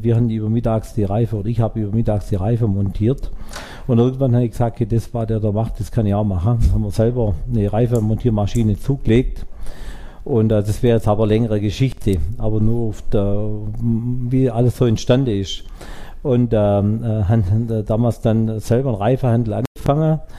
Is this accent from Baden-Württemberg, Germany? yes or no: yes; Baden-Württemberg, Germany; Ich komme hier aus Frohnstädter Eichelau. Das ist ein kleines Dorf in der Gemeinde Frohnstädter, direkt auf der Schwäbischen Alb.